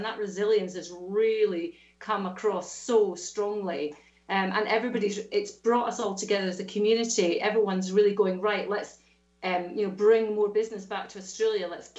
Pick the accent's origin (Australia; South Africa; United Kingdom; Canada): United Kingdom; Scotland; accent: Scottish; And I've never, ever lost my Scottish accent. Although if you speak to my mum or my brother, they sound slightly different to me. My accent is definitely softened unless I speak to them.